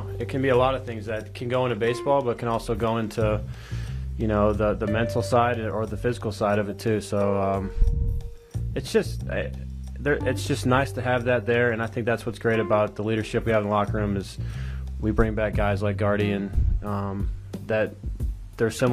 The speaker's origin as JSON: {"language": "English", "town": "St. Louis", "region": "Missouri", "country": "United States", "tie": "born or raised there", "said": "growing up in St. Louis"}